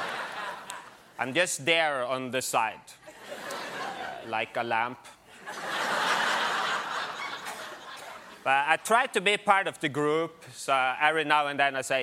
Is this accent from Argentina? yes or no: no; Norway; now in New York, United States; I'm from Norway